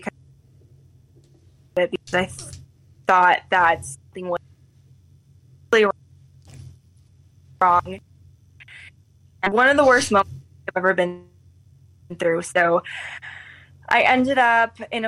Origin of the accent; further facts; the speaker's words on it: Florida, United States; moved away as an adult; now in Chicago, United States; I'm originally from Florida, but moved to Chicago for the job